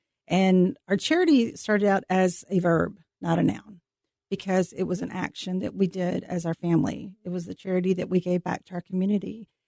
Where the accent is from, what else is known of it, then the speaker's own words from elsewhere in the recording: Carrollton, Texas, United States; Well, I am from Carrollton, Texas. I was raised on Pleasant Run, which is south of Arl Turner High School.